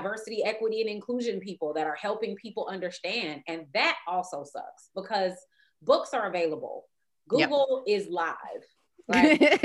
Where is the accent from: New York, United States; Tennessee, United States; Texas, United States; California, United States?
California, United States; Compton; I went to a Black college and I grew up in Compton